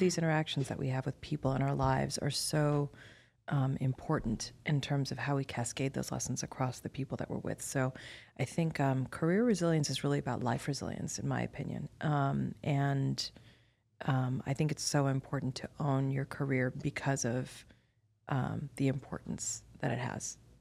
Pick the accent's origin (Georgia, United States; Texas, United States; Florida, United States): Florida, United States; Miami; I'm ethnically Indian, but I was born and raised in Miami, Florida